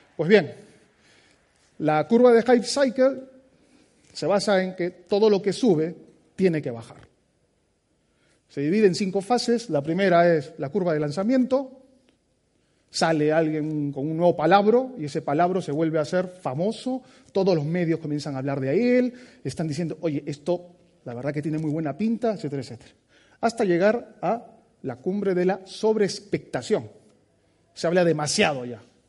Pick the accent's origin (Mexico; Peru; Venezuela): Peru; moved away as an adult; now in Basque Country, Spain; Soy peruano de nacimiento